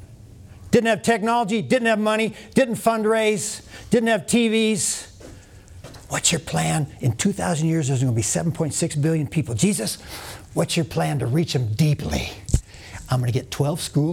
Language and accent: English; North Dakota, United States; I'm from North Dakota